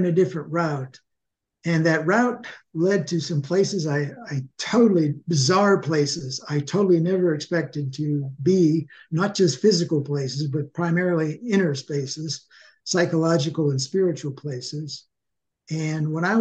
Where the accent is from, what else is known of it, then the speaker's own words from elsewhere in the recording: Sharon, Pennsylvania, United States; also born or lived in Minnesota; now in Ocala, United States; I was born in Sharon, Pennsylvania, 1945, which makes me 77 now